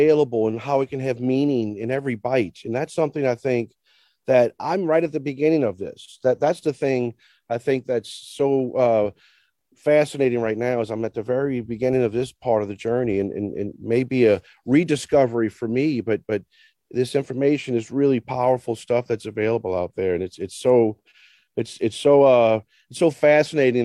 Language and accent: English; New Orleans, Louisiana, United States; I grew up in New Orleans